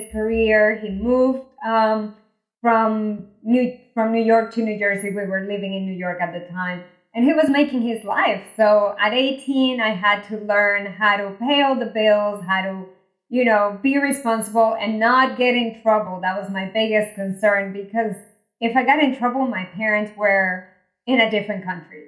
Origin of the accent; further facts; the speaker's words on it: Venezuela; now in United States; I was born in Venezuela, migrated to the US, went to engineering school here